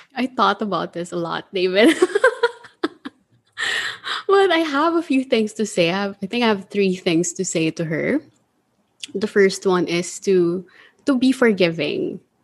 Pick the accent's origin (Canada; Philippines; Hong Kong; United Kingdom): Philippines; Manila, Metro Manila; I'm from Manila